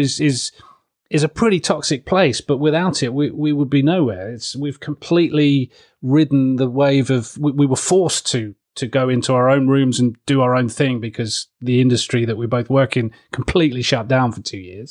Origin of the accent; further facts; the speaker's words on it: Southeast Kent, South East England, United Kingdom; moved away; I grew up in Southeast Kent, which is true blue